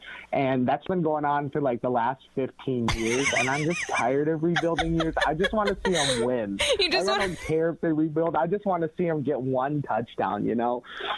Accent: New Baltimore, Michigan, United States; also born or lived in Seoul, South Korea; I grew up in the great city of New Baltimore, and everyone listening probably has no idea where that's at, but it's off of Lake St. Clair. It's a really small town. I grew up there, and I went to a school district called Anchor Bay High School.

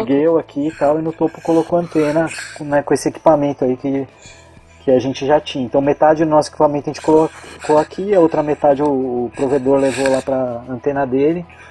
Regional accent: São Paulo, Brazil; moved away as an adult; also born or lived in Florianópolis; eu sou de São Paulo

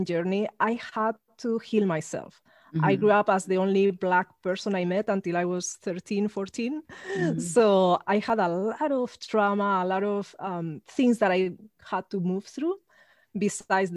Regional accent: Spain; moved away; I grew up in Spain

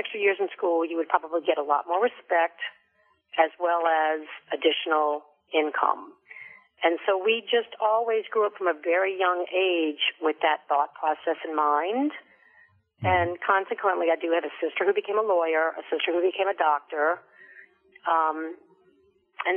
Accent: New Orleans, Louisiana, United States; we grew up doing things in New Orleans

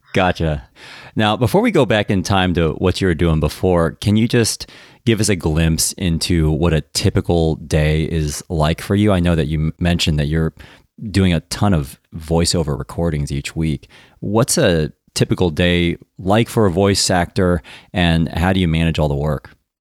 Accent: United States; moved away as an adult; now in United Kingdom; I'm American, as you know, and I now live in the U K

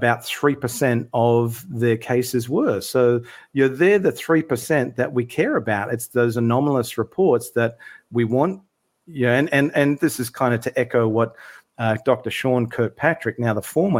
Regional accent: Sydney, New South Wales, Australia; now in Melbourne, Australia; I'm originally from Sydney, live in Melbourne now in Australia

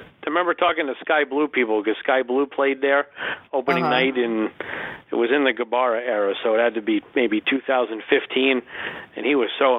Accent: New York, United States; As a New Yorker

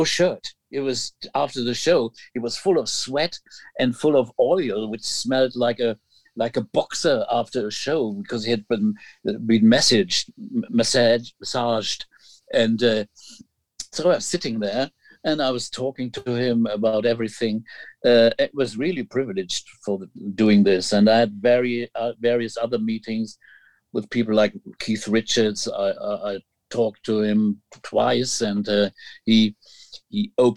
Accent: Hamburg, Germany; my 70s growing up in Hamburg

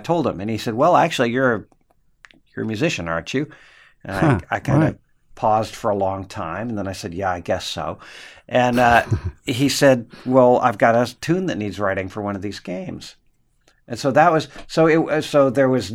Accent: Coronado, California, United States; also born or lived in Los Angeles / Texas; I'm actually from Coronado, San Diego

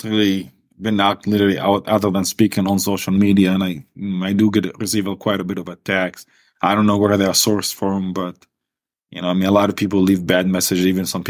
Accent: Palestine; I mean, it's a beautiful place.

